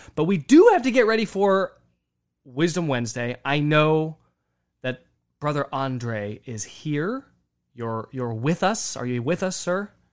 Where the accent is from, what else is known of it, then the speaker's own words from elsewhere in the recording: United States; an American Catholic